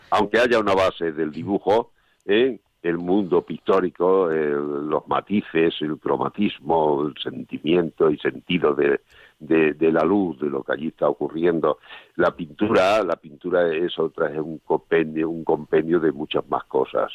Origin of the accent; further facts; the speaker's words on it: Monesterio, Extremadura, Spain; moved away; yo soy extremeño, claro, yo nací en Monesterio, Badajoz